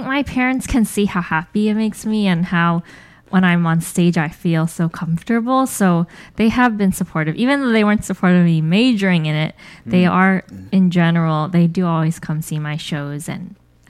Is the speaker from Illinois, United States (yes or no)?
no; Bay Area, California, United States; also born or lived in New York; I'm born and raised in the Bay Area. So I've been here most of my life, except for college. I went to Southern California, and I've lived abroad briefly and in New York briefly, and then I came back.